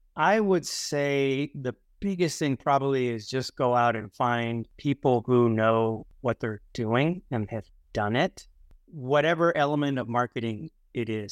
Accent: Houston, Texas, United States; now in San Diego, United States; I grew up in Houston

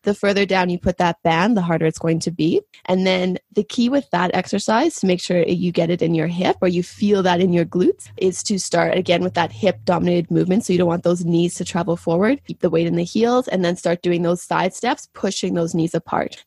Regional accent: Saskatchewan, Canada; moved away as an adult; also born or lived in Spain; now in Calgary, Canada; I'm originally from Saskatchewan, And that's where I did my undergrad.

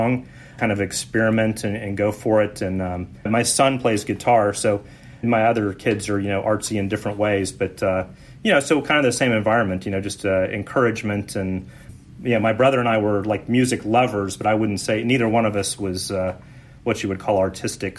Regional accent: Houston, Texas, United States; we grew up in Houston

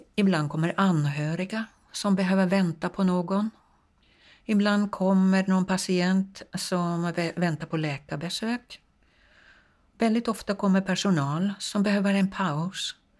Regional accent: Finland; now in Sweden; jag kommer från Finland

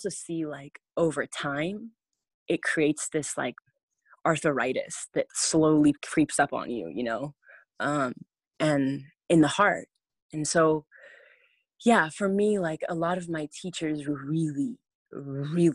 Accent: California, United States; growing up in California, I went to private schools my whole life.

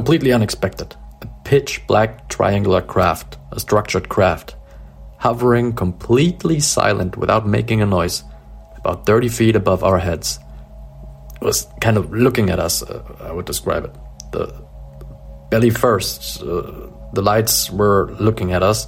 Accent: Dresden, Saxony, Germany; also born or lived in southwest Germany; I'm from Dresden in Germany

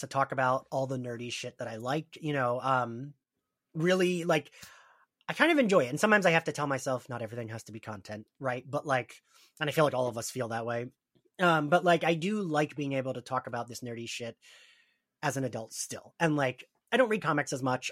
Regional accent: New Jersey, United States; I'm from Jersey, we are at the Jersey Shore

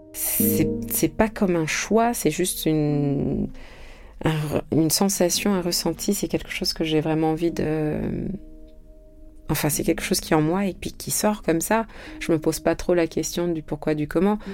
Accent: France; also born or lived in Senegal; Je suis née en France

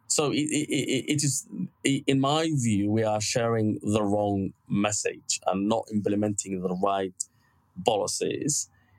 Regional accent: Somalia; now in Bristol, United Kingdom; I see myself now as British. I've been here 20 years. To be honest, most of my life I've been in this country rather than Somalia.

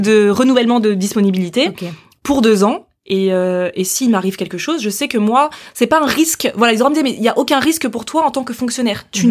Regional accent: Paris, Île-de-France, France; moved away as an adult; also born or lived in Africa; now in Angers, France; je suis une vraie Parisienne

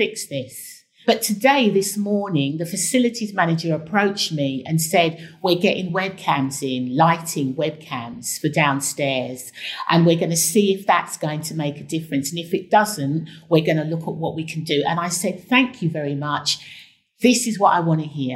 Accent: London, United Kingdom; accent: Cockney; I also brought my Cockney accent, which really made a difference because they had not come across the lawyer with a Cockney accent who was a black woman who was from Tottenham.

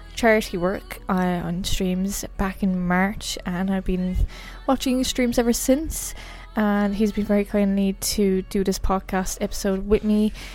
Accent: Ireland; I'm an Irish variety streamer here in Ireland

